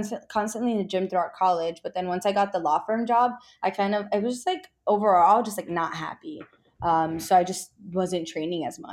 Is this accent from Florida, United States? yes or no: yes; Miami, Florida, United States; moved away as an adult; also born or lived in Orlando; now in Texas, United States; I'm from Florida, so I'm from Miami.